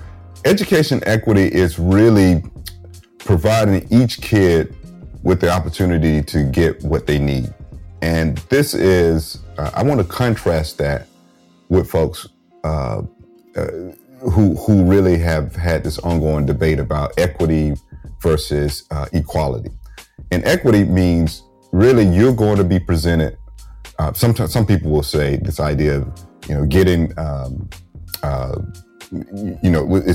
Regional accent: the South, United States; And growing up in the South as a black man, I was keenly, keenly aware of that.

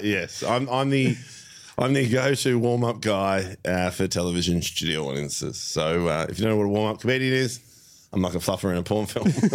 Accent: Melbourne, Victoria, Australia; I, I've grown up in Melbourne my whole life.

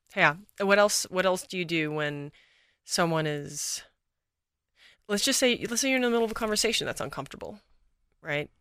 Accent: Texas, United States; now in Los Angeles, United States; I'm from Texas originally, born and raised.

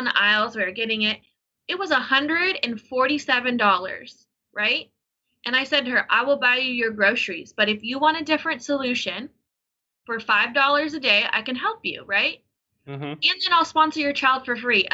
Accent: Denver, Colorado, United States; I was born in Denver, Colorado

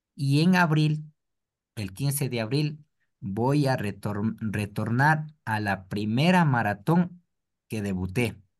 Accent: Ecuador

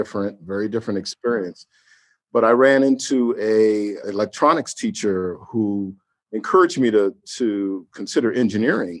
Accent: New York City, New York, United States; I grew up in Harlem in the late 60s and early 70s in the Grant Projects

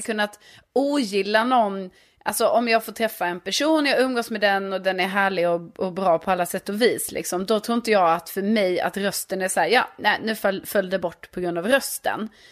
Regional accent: Lund, Skåne, Sweden; now in Stockholm, Sweden; Jag är från Lund men bor i Stockholm sedan flera år tillbaka.

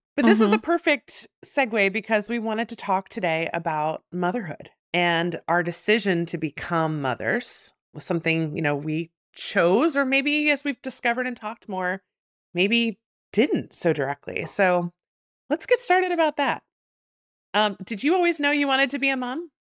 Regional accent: New Jersey, United States; now in Richmond, United States; I was born in Jersey

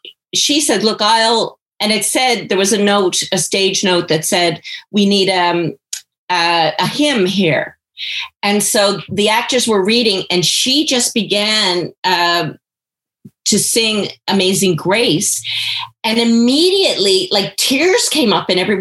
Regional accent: Portugal Cove, Newfoundland and Labrador, Canada; I grew up in Portugal Cove

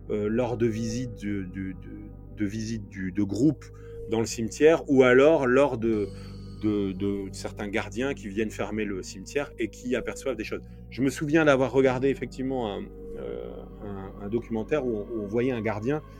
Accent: Nord, Hauts-de-France, France; nous, on vient du Nord

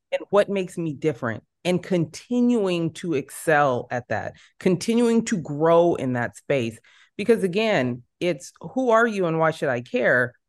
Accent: San Jose, California, United States; moved away as an adult; now in Los Angeles, United States; I am born and raised in San Jose

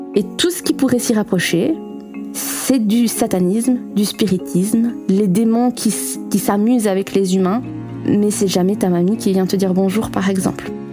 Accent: Belgium; accent: Belgian; Je suis belge et je pense que vous l'entendrez à mon accent.

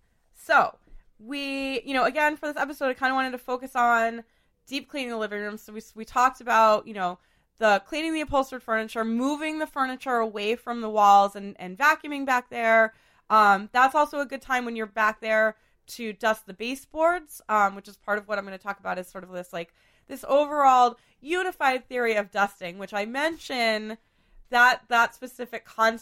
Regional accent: Boston, Massachusetts, United States; I grew up in Beacon Hill.

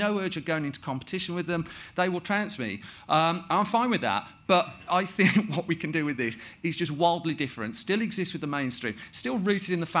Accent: the Midlands, England, United Kingdom; I'm from the Midlands

